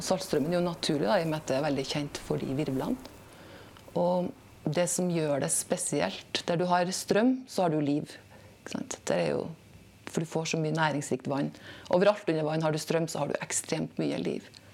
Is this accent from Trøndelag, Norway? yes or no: yes; Snåsa, Trøndelag, Norway; moved away as an adult; also born or lived in Tromsø; now in Bodø, Norway; Opprinnelig så er jeg fra Snåsa. Så jeg vokste opp uten noe kontakt med havet